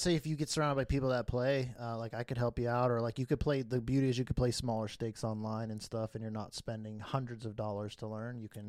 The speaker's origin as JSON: {"language": "English", "town": "Carson City", "region": "Nevada", "country": "United States", "tie": "born or raised there", "said": "I grew up in Carson City, Nevada, up north."}